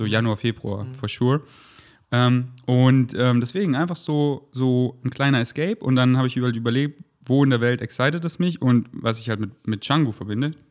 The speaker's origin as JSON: {"language": "German", "town": "Munich", "region": "Bavaria", "country": "Germany", "lives_now": "Berlin, Germany", "said": "Berlin, das ist meine Base. München ist, wo ich herkomme und das sind meine Wurzeln"}